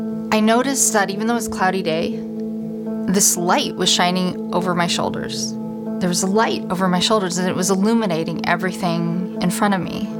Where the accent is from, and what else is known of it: Council Bluffs, Iowa, United States; born or raised there